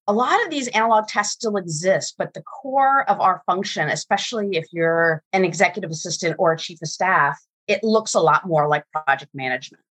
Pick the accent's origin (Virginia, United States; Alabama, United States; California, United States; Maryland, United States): Virginia, United States; I grew up in Virginia